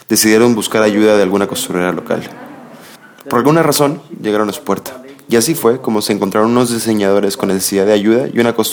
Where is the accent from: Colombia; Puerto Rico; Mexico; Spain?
Mexico; Yo, como muchos mexicanos, por ejemplo, me había preguntado en algunas ocasiones